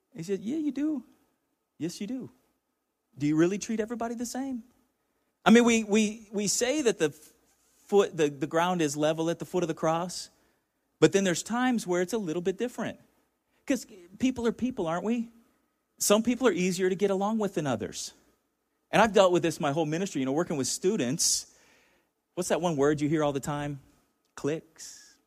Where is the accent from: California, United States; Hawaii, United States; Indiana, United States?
California, United States; Chula Vista; I grew up in Chula Vista, about five minutes from the border